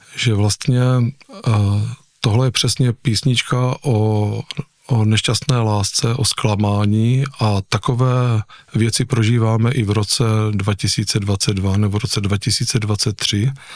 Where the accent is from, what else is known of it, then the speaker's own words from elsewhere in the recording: Nivnice, Zlín Region, Czechia; jsem tam prožil celé dětství u nich